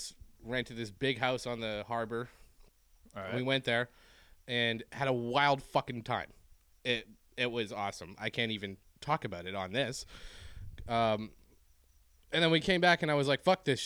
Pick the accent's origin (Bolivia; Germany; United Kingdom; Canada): Canada; I'm the Canadian